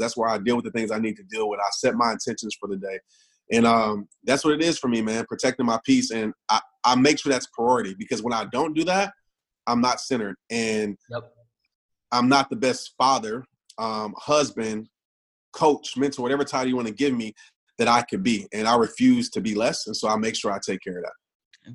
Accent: Kenner, Louisiana, United States; I grew up in New Orleans, uh, Kenner, Louisiana

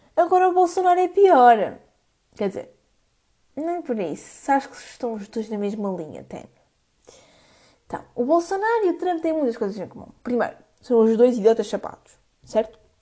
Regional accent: Coimbra, Centro, Portugal; eu sou de Coimbra

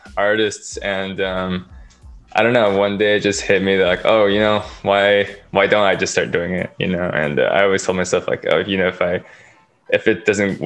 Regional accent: Beaverton, Oregon, United States; now in California, United States; I'm from Oregon, Beaverton to be more exact, but currently living in California

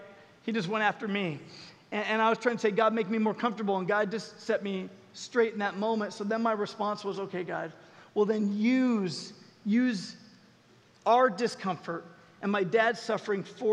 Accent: Southern California, United States; moved away as an adult; also born or lived in Colorado; I had to fly back to Colorado where I was living at the time, but I'm from Southern California

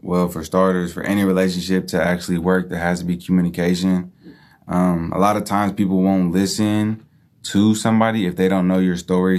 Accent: Hayward, California, United States; I'm from Hayward

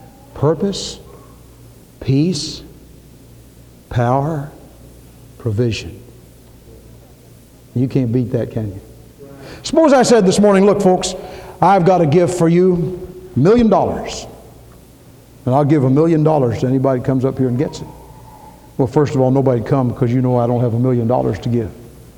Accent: Louisville, Kentucky, United States; I came from Louisville. And if it weren't for the gambling and so on, I'd love the Kentucky Derby.

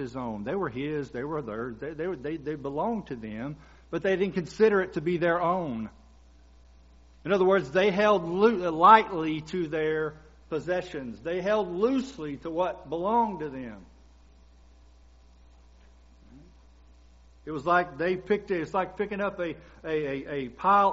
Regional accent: Kentucky, United States; moved away; I'm from Kentucky

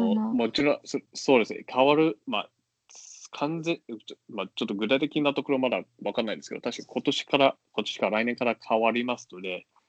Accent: Singapore; Japanese is a second language; moved away as an adult; also born or lived in China; now in Tokyo, Japan; 私もその出身

